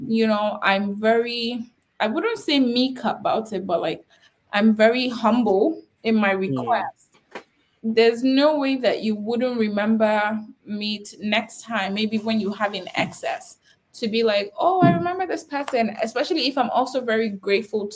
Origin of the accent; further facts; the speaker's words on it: Nigeria; I'm Nigerian